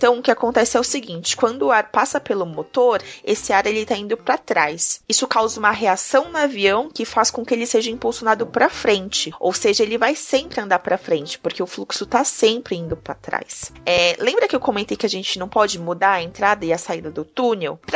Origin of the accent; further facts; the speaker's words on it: Recife, Pernambuco, Brazil; Tenho 5 anos. Sou de Recife.